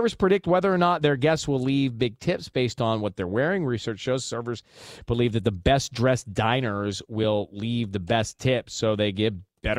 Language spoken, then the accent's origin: English; the South, United States; now in Southern California, United States; I grew up in the South, and we dressed for stuff.